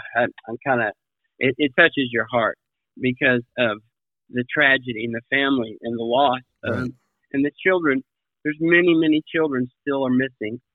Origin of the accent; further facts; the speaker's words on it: Kansas, United States; now in Hawaii, United States; I grew up in Kansas